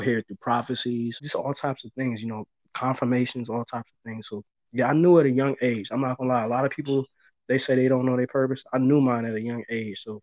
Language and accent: English; Buffalo, New York, United States; growing up in Buffalo